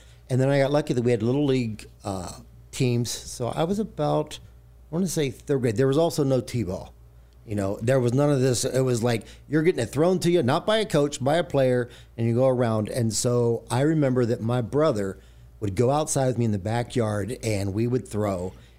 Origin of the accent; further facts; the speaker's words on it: Kentucky, United States; I grew up in Kentucky, but it was northern Kentucky, right across the Ohio River, so I grew up a Cincinnati Reds fan.